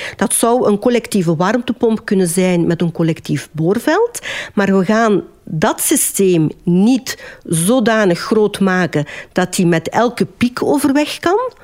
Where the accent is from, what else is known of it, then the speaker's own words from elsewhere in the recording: Westerlo, Flanders, Belgium; Ik ben geboren en getogen in Zoerle-Parwijs, een deeldorp van Westerlo, wat men ook wel de groene parel der Kempen noemt.